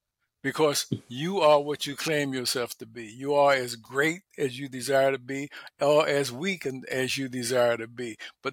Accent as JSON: {"language": "English", "country": "United States", "tie": "born or raised there", "said": "I'm just as American as any American in America. And that's because of the fact that I was born here and raised here"}